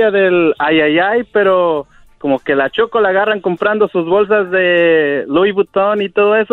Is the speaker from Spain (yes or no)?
no; Atlixco, Puebla, Mexico; now in New York, United States; Sí, de Puebla, de ahí de Atlisco de las Flores.